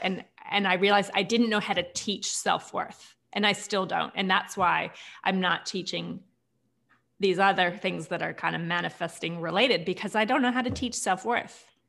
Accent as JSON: {"language": "English", "country": "United States", "moved": "yes", "lives_now": "Australia", "said": "even though I am American"}